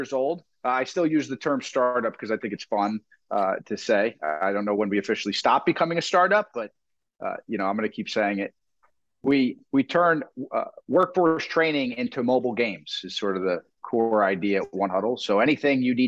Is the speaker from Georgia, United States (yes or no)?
no; South Florida, United States; now in New Jersey, United States; I'm from South Florida. I moved to New Jersey for the weather